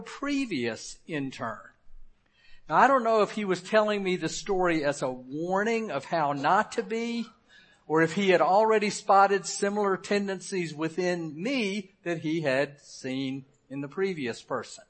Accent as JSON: {"language": "English", "town": "Memphis", "region": "Tennessee", "country": "United States", "tie": "born or raised there", "moved": "yes", "said": "I served a 15-month internship in my hometown of Memphis"}